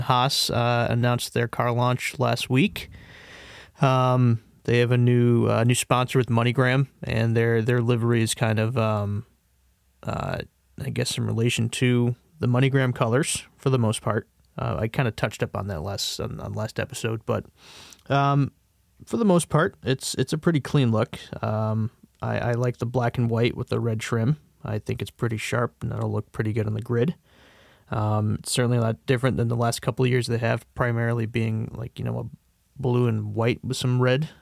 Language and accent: English; United States; as an American